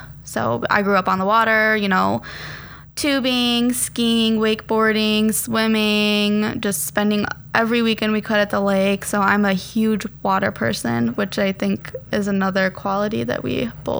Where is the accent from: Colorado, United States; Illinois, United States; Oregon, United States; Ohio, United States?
Illinois, United States; Frankfort; So I grew up in Frankfort, Illinois.